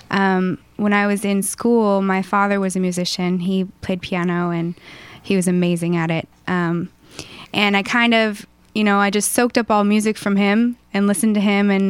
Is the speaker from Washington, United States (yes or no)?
yes; Mossyrock, Washington, United States; It was, we were surrounded by two beautiful lakes